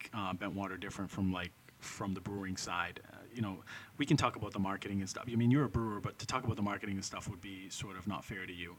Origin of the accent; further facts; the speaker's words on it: Lynn, Massachusetts, United States; Yeah. So my baseline, because I grew up in Lynn, my baseline is Lynn water.